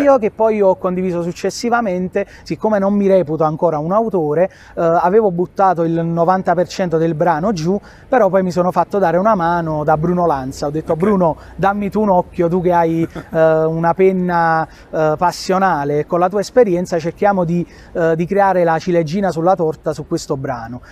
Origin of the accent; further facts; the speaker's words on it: Ercolano, Campania, Italy; vengo da Ercolano, classe 91 e vivo ai piedi del Vesuvio